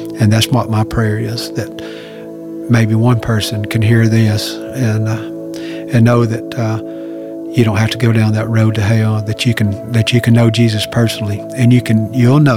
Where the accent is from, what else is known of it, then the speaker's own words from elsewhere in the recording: Gainesville, Georgia, United States; I'm 56 years old, born and raised in Gainesville, Georgia.